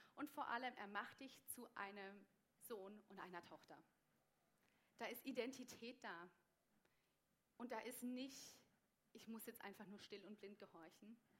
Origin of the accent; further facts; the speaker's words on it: Germany; now in Switzerland; als Deutsche